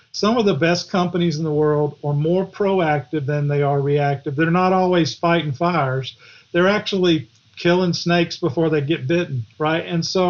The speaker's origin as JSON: {"language": "English", "region": "the South", "country": "United States", "said": "Of course, I'm from the South, so every chapter's got a Southern title."}